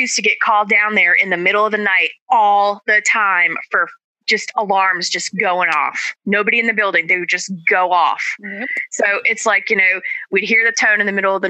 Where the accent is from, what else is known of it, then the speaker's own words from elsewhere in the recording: New Gloucester, Maine, United States; my hometown, New Gloucester